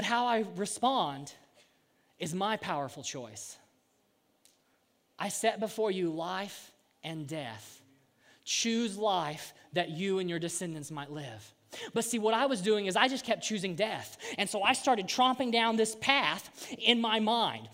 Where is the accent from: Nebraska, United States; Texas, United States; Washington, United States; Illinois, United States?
Illinois, United States; Southern; we're from Southern Illinois